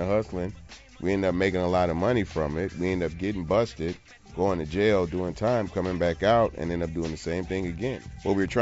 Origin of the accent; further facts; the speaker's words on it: Port Arthur, Texas, United States; growing up in Port Arthur, Texas.